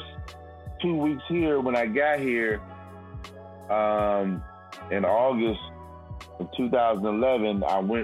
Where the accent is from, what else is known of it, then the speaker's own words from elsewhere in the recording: Alexandria, Virginia, United States; also born or lived in Charlottesville, Virginia; now in California, United States; I was raised in Alexandria, Virginia. Throughout my childhood